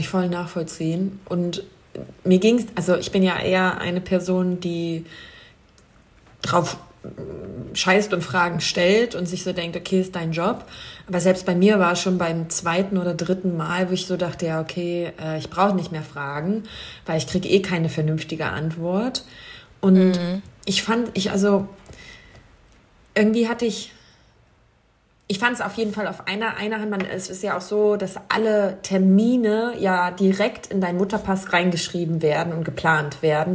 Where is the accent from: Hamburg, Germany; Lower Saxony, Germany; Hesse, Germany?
Lower Saxony, Germany; Wolfsburg; moved away; Da rufe ich doch noch meine Heimat an.